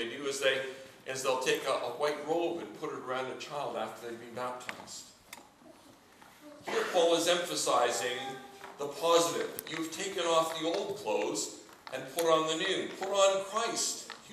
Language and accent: English; Canada; moved away as an adult; now in United Kingdom; I'm a Canadian